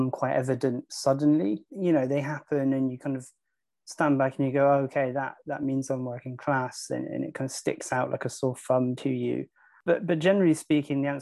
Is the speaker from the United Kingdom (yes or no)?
yes; Torquay, South West England, United Kingdom; also born or lived in Birmingham; now in London, United Kingdom; I was born in Birmingham. I moved down to Torbay, Torquay in Devon, when I was 3 years old with my family.